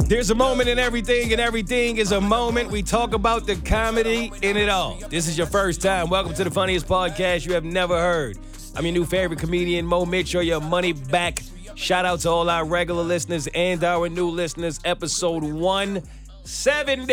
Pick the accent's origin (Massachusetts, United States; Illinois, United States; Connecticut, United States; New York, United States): New York, United States; now in Atlanta, United States; As a New Yorker